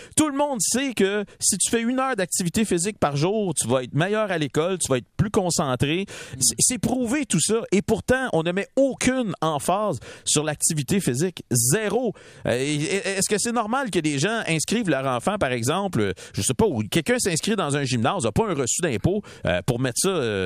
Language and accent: French; Montreal, Quebec, Canada; j'ai grandi à Montréal-Nord dans un quartier d'immigrants d'Italiens.